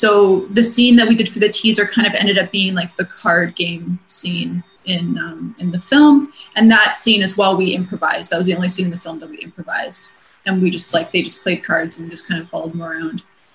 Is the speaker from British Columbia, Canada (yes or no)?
yes; Vancouver, British Columbia, Canada; moved away; I'm originally from Vancouver, so a lot of my family's in Vancouver